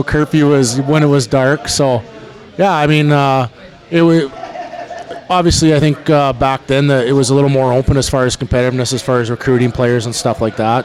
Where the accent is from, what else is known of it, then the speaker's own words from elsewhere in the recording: Alameda, Saskatchewan, Canada; also born or lived in Oxbow, Saskatchewan / Estevan, Saskatchewan; growing up in Alameda